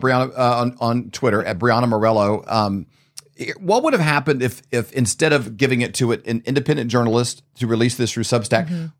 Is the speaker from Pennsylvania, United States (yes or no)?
no; Missouri, United States; we're from Missouri.